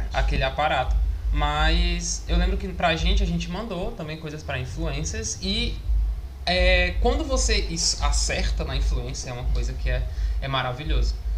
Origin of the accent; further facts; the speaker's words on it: Maracanaú, Ceará, Brazil; eu sou de Maracanã